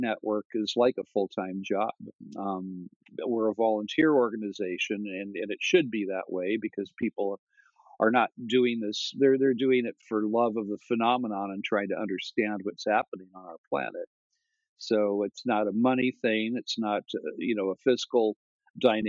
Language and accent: English; Thousand Oaks, California, United States; also born or lived in Santa Monica, California / Venice, California; when I was about 5 years old, we moved to Thousand Oaks, California